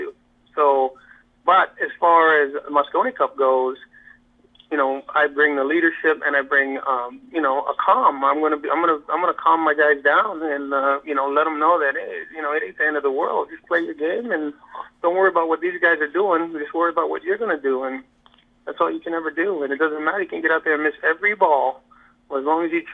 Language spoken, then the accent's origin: English; Hawaii, United States; I'm from Hawaii, so Hawaii is actually more of a European style, more laid back